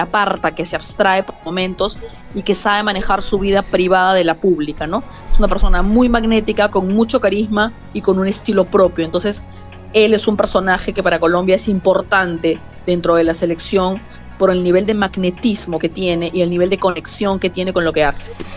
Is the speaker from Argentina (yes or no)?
no; Peru; En mi país